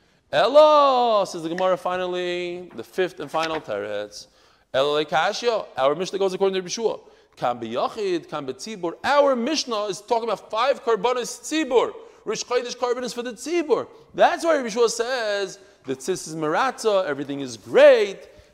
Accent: New York, United States; I'm also from New York.

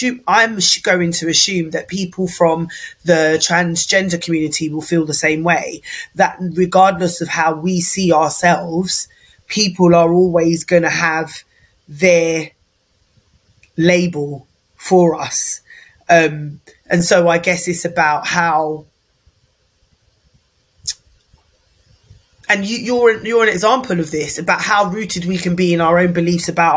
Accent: United Kingdom; I am Black British, and I'm Black British because I'm only in this country by virtue of British colonialism

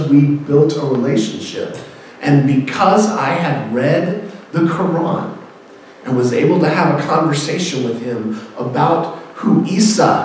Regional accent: Houston, Texas, United States; I love the Rockets because I'm from Houston

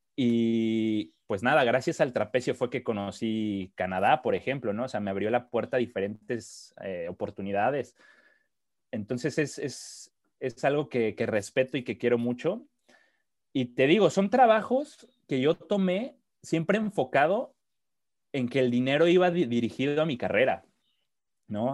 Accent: Mexico City, Mexico; moved away as an adult; now in Sweden; crecí en la Ciudad de México, eh, estuve 26 años ahí, 27

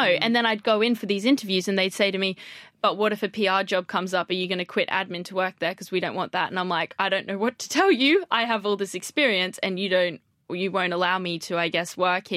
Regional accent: Australia; moved away as an adult; now in London, United Kingdom; I'm from Australia

